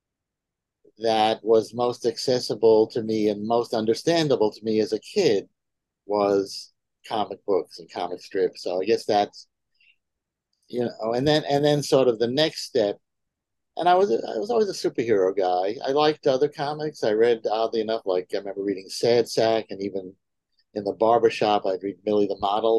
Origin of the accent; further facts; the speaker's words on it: New York City, New York, United States; I was born and raised in Manhattan